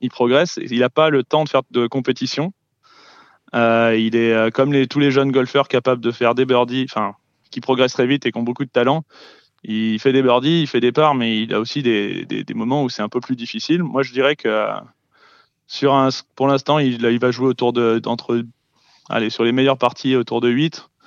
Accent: Lyon, Auvergne-Rhône-Alpes, France; Ah bah ouais, là, c'était, ah, bah, c'était magnifique. je pense que ça fait, ça fait plaisir. Au moins, ça met, on supporte Lyon

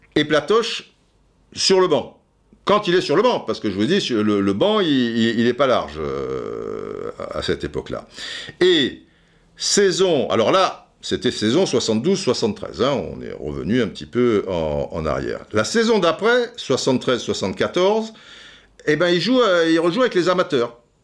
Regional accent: France; nous on est français

